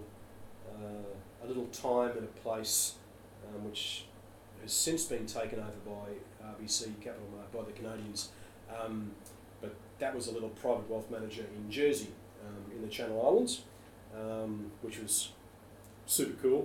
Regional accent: Australia; I was born in Australia.

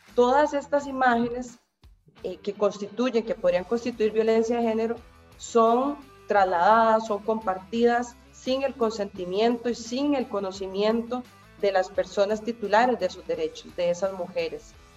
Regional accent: Costa Rica; acá en mi país, en Costa Rica

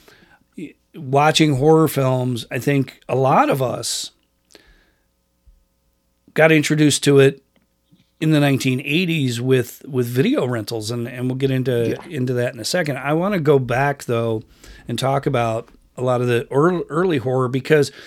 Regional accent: upstate New York, United States; also born or lived in California; now in Washington, United States; my hometown in upstate New York

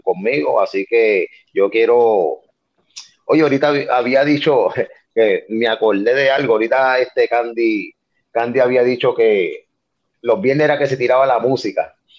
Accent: Carolina, Puerto Rico; soy de Carolina

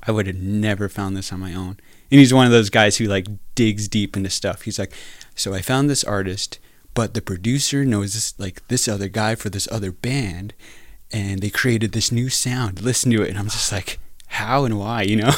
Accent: New Mexico, United States; moved away as an adult; now in North Dakota, United States; I grew up in New Mexico, uh, part of the, part of the Navajo Nation, the Diné people.

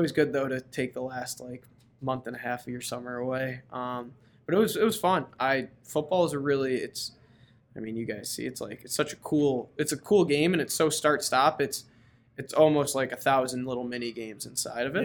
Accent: United States; moved away; As an American on a Canadian NLL team

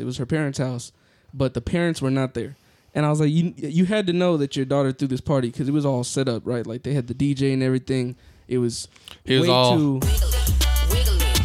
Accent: Las Vegas, Nevada, United States; also born or lived in San Jose, California; I was raised in San Jose till I was probably like 7 or 8, and then we moved to Las Vegas, Nevada, and... Man, we were there for a long time.

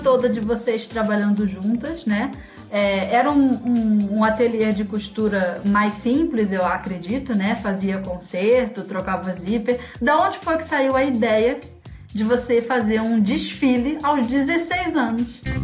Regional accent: Rio de Janeiro, Brazil; eu sou carioca

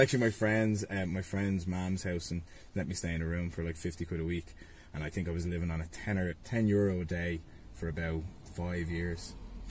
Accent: Ballybough, Leinster, Ireland; From Ballybock originally, and then we moved, my mum and dad, they bought a house in Santry when I was 15.

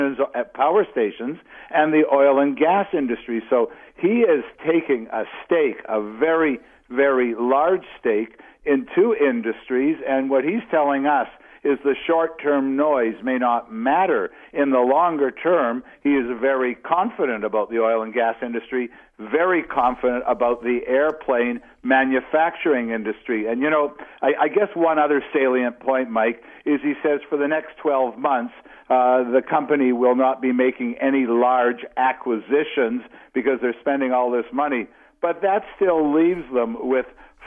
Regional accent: Canada; particularly being a Canadian

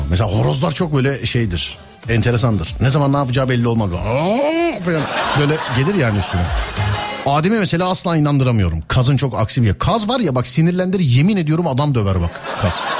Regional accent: Istanbul, Turkey

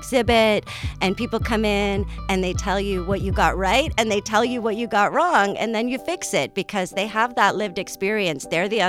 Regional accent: Sault Ste. Marie, Ontario, Canada; I'm from Sault Ste. Marie, Ontario.

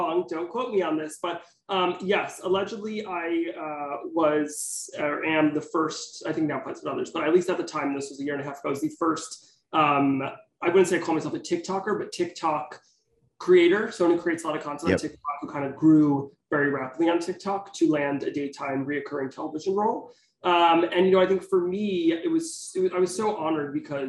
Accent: Teaneck, New Jersey, United States; moved away as an adult; also born or lived in Manhattan, New York; now in New York City, United States; I'm from Teaneck, New Jersey. I currently live in Manhattan.

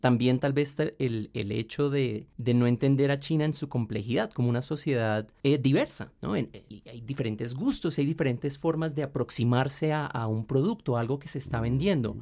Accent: Colombia; tenemos una mentalidad acá en Colombia

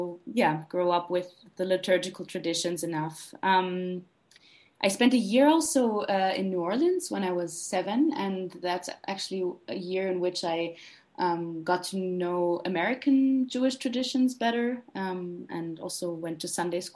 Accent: Vienna, Austria; I grew up in Vienna

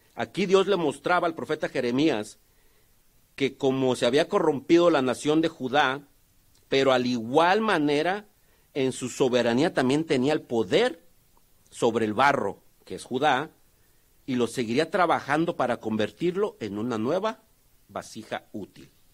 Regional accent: Tonalá, Jalisco, Mexico; yo de donde vengo, hay un, hay un, que se puede decir un municipio, que se llama Tonalá o una ciudad cerca de Guadalajara

